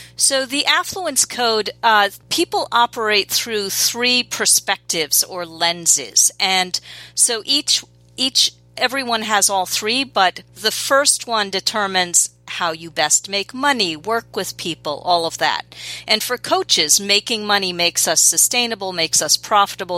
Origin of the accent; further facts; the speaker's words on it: New York City, New York, United States; I grew up in New York City and still live in New York City